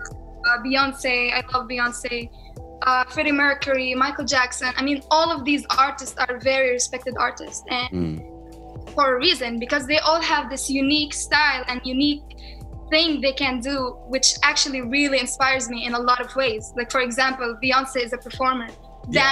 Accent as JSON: {"language": "English", "country": "Palestine", "accent": "Palestinian", "said": "I love my people"}